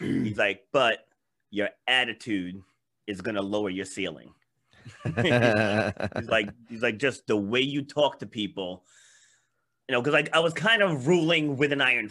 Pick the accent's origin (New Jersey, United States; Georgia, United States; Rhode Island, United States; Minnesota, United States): Rhode Island, United States; also born or lived in Queens, New York; I was born in Queens, New York, but my parents moved us up here when I was little. Because, you know, my dad didn't want to raise seven of us in the inner city. So he moved us up here to Rhode Island, rural area